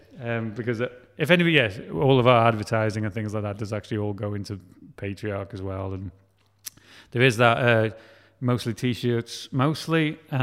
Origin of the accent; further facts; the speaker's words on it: Wales, United Kingdom; we're talking with, like, Film Wales and I'm Welsh, and they're kind of like, no, you need to talk about you more because you're Welsh.